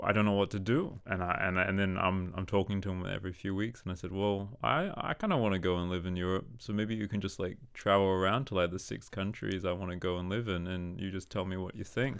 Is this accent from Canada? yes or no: no; Australia; moved away as an adult; now in Denmark; I am a person who is living in Denmark. I'm from Australia.